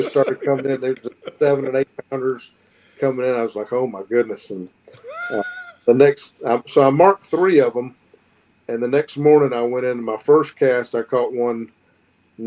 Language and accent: English; Northern Florida, United States; growing up in Northern Florida is unique from growing up anywhere else